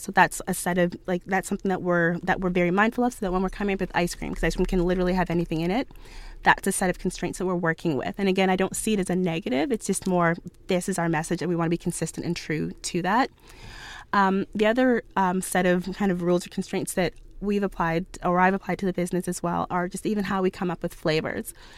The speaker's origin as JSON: {"language": "English", "town": "Ottawa", "region": "Ontario", "country": "Canada", "tie": "born or raised there", "said": "I grew up in Ottawa"}